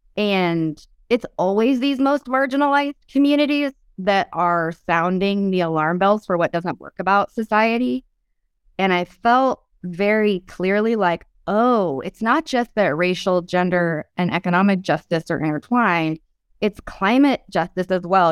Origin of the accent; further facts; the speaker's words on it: Oroville, California, United States; grew up in Oroville, which, if you've heard about Oroville at all, it's a small rural town